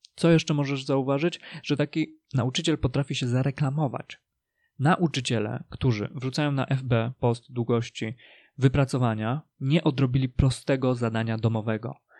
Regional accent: Polish mountains, Poland; moich rodzinnych stronach polskich górach

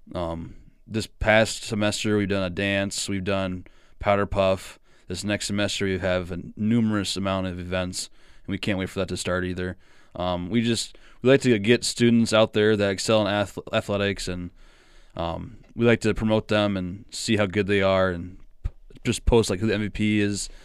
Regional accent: Ackley, Iowa, United States; I'm from Ackley, Iowa

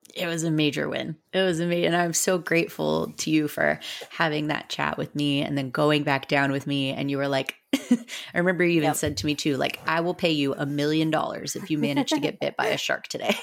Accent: Southern Florida, United States; we're from Southern Florida.

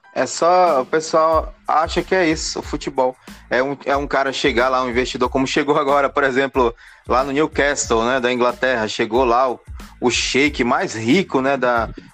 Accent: Manaus, Amazonas, Brazil; also born or lived in Belém; A gente mora aqui, galera, a gente é daqui de Manaus

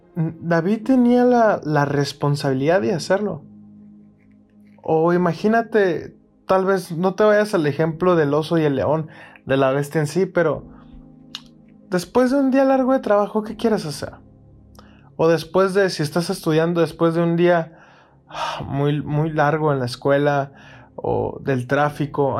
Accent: Mexicali, Baja California, Mexico; soy de Mexicali, es una ciudad aquí en México, en la frontera

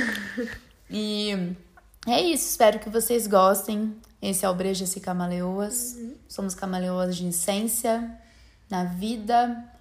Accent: Franca, São Paulo, Brazil; é, nós somos de Franca, São Paulo, interiorzinho de São Paulo e me respeitem que isso não é Minas Gerais.

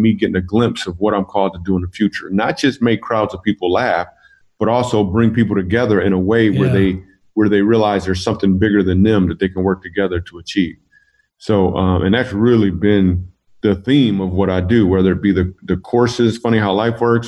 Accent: Grand Rapids, Michigan, United States; moved away; I am from Grand Rapids, Michigan. That's my hometown

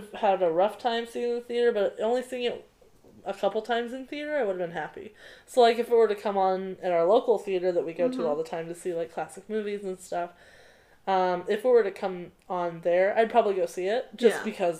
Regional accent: United States; as an American

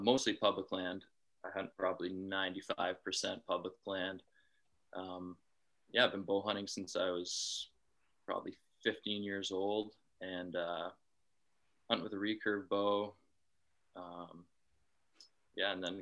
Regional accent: southwestern Ontario, Canada; I'm from Ontario, Canada, in the southwest portion of the province

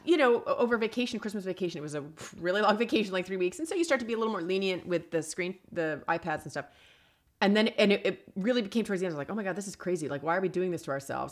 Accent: East Coast, United States; now in Los Angeles, United States; I grew up on the East Coast.

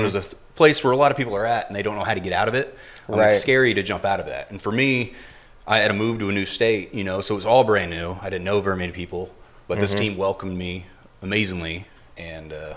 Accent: Southern Illinois, United States; moved away as an adult; now in Florida, United States; I'm from Illinois, actually, Southern Illinois

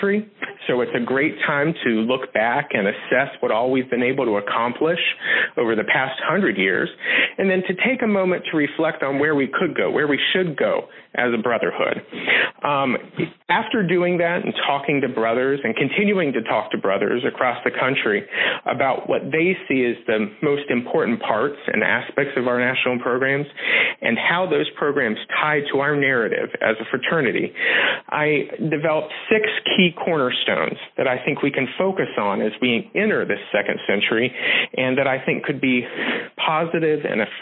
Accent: Southern West Virginia, United States; now in Pittsburgh, United States; I'm originally from Southern West Virginia

